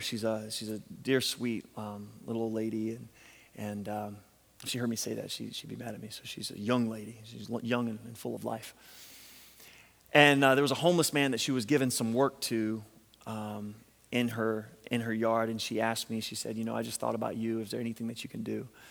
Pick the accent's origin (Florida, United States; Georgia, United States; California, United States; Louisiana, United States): Louisiana, United States; We're from Louisiana